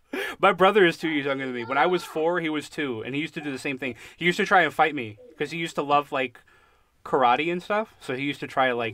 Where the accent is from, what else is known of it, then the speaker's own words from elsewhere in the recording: United States; Yeah, I've been here my whole life.